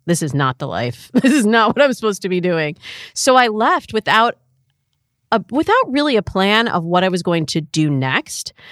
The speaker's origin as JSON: {"language": "English", "region": "Michigan", "country": "United States", "moved": "yes", "said": "I'm from the Midwest, like, I'm from Michigan"}